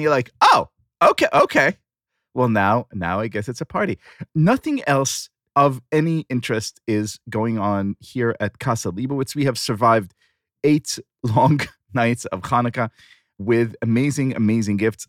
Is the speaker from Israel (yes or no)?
yes; Tel Aviv, Tel Aviv District, Israel; born or raised there